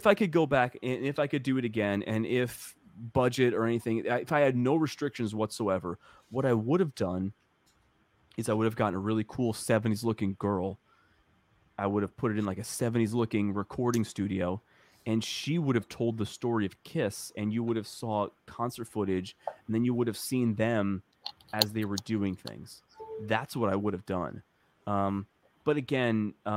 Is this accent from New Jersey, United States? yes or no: yes; New Jersey, United States; now in Cleveland, United States; I'm a kid from New Jersey